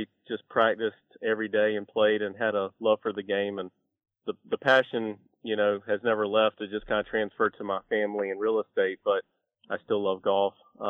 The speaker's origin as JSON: {"language": "English", "town": "Sanford", "region": "North Carolina", "country": "United States", "tie": "born or raised there", "moved": "as an adult", "lives_now": "Charlotte, United States", "said": "I grew up in Sanford, North Carolina, which is about 2 hours east of Charlotte"}